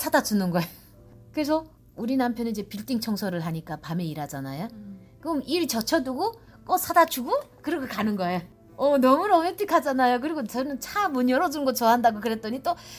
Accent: North Korea; now in Georgia, United States; 나는 이제 이북 사람이고

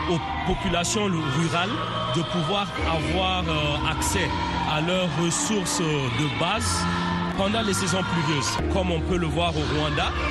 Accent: Niger; now in United States; Je me considère africain. Effectivement, je suis nigérien.

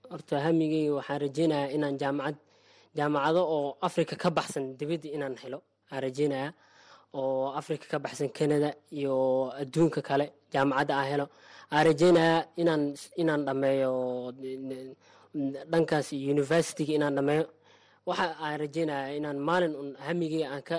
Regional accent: Mogadishu, Banaadir, Somalia; now in Dadaab, Kenya; waxaan ka imaaday muqdisho soomaaliya

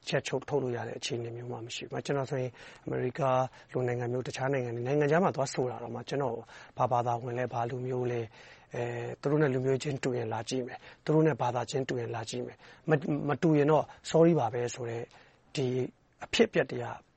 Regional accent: Myanmar; moved away

